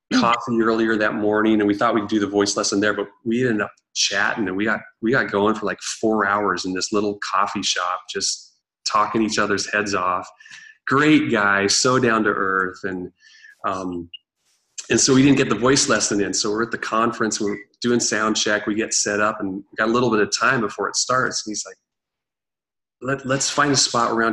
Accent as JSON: {"language": "English", "region": "Eastern Oregon", "country": "United States", "tie": "born or raised there", "moved": "yes", "lives_now": "Seattle, United States", "said": "growing up in Eastern Oregon"}